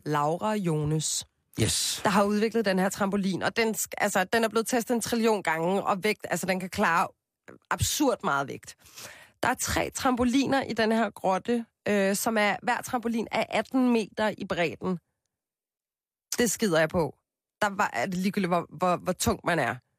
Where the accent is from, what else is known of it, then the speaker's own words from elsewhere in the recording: Copenhagen, Capital Region of Denmark, Denmark; Jeg voksede op på Christianshavn med min mor og min far, en storsøster, en lillesøster og en lillebror